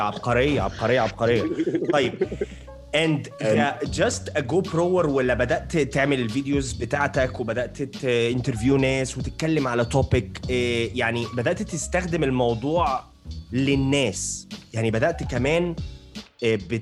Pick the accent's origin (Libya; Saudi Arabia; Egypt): Egypt; Alexandria, Alexandria Governorate; انا من اسكندريه